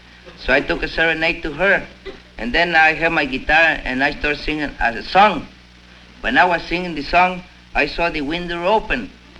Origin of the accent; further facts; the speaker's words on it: San Antonio, Texas, United States; San Antonio, Texas.